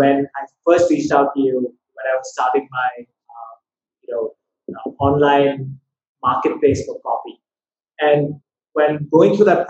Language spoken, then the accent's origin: English; Chennai, Tamil Nadu, India; Chennai is my hometown.